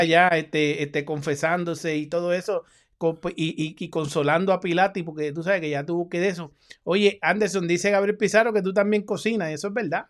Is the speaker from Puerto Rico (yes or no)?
yes; Puerto Rico; yo como puertorriqueño